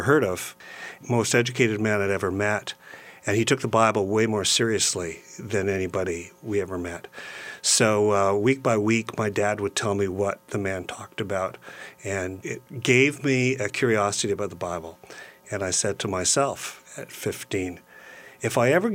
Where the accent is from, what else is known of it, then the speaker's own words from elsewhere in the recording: Brockville, Ontario, Canada; now in London, Canada; I grew up in Brockville, Ontario, on the St. Lawrence River.